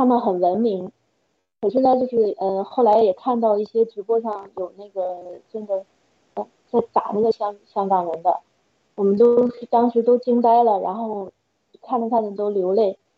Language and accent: Chinese; China; 然后。就想，如果我们中国人如果要是，嗯，再不站出来，再不就是跟共产党说不的话，真的就是暗无天日。